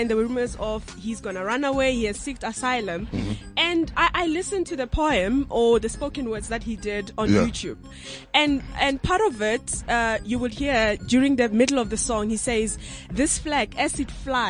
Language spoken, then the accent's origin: English; South Africa; I could relate as a South African.